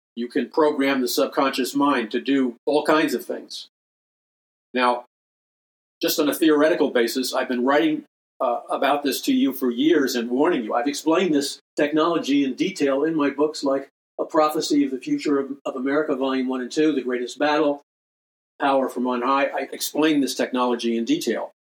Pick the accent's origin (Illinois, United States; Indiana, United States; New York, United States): New York, United States; New York City; I grew up in New York City.